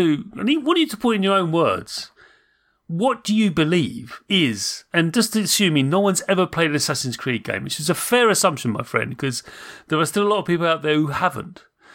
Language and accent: English; Munster, Ireland; but I'm from Southern Ireland, very deep to the southern coast. And if you go to Southern Ireland, that part of Ireland, which is Cork, the accent is very similar to certain Scandinavian countries.